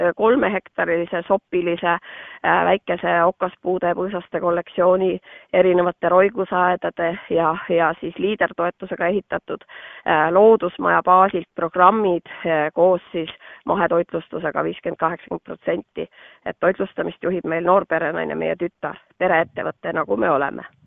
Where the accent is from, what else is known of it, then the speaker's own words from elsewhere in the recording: Sulevi, Abkhazia, Georgia; now in Estonia; mina olen ise pärit tema poolt Kaukaasiast, Sulevi külast